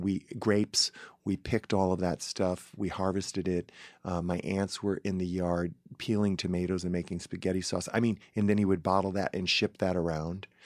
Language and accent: English; Paw Paw, Michigan, United States; moved away; we grew up in the Misaraka subdivision, which was behind the winery